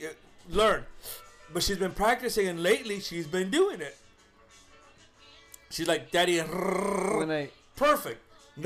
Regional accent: Los Angeles, California, United States; I was born in East LA and she was actually born in her home country, it should be the other way around. And I know that I speak Spanish pretty well.

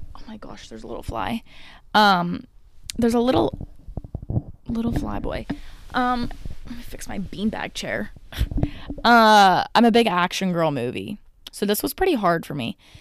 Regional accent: United States; I am an American

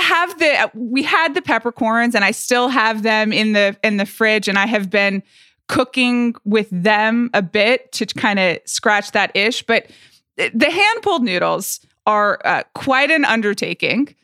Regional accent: Atlanta, Georgia, United States; moved away; growing up in Atlanta, Georgia

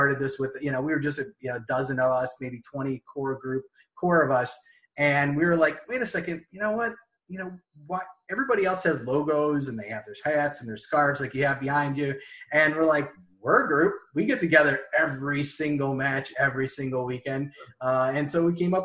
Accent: Cleveland, Ohio, United States; I'm born here in the United States. I'm from Cleveland, Ohio

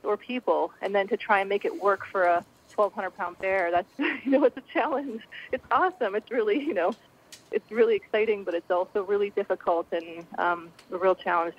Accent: Midwest, United States; Yeah, I grew up in the Midwest.

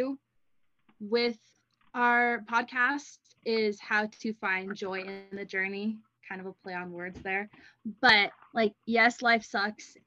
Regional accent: California, United States; moved away as an adult; also born or lived in Idaho; now in Rexburg, United States; I am originally from California, but I am up here at BYUI studying communications

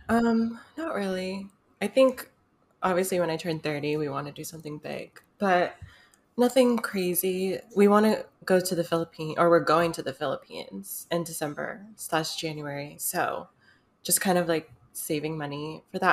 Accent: United States; I'm half Filipino, but I'm American.

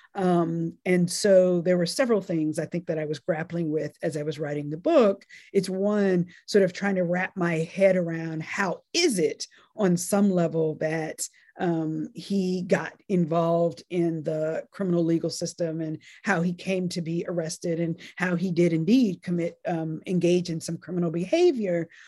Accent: North Carolina, United States; born or raised there; also born or lived in Nashville, Tennessee

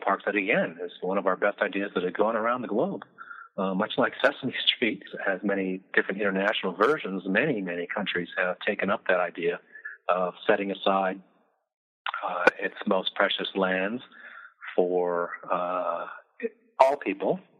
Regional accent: Midwest, United States; I'm from the Midwest

